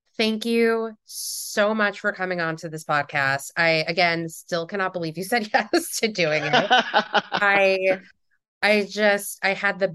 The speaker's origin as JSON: {"language": "English", "country": "United States", "said": "I'm American."}